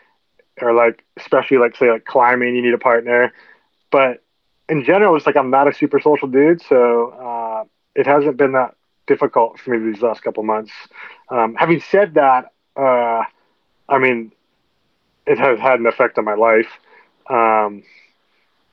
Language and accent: English; Nebraska, United States; moved away as an adult; also born or lived in Oregon / Montana; now in Colorado, United States; I grew up in Nebraska, just the next state over from Colorado, on a really small, on a farm outside of a town of 300 people.